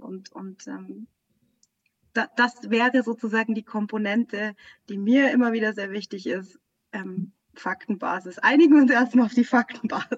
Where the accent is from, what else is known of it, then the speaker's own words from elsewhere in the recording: Bavaria, Germany; ich bin auch äh, ja in Bayern aufgewachsen